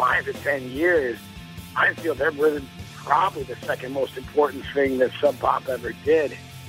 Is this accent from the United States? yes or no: yes; Midwest, United States; I'm from the Midwest.